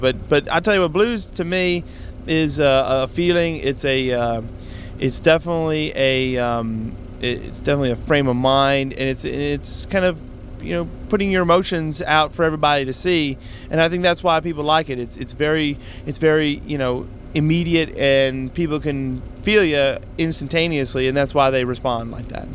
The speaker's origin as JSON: {"language": "English", "country": "United States", "said": "me being American"}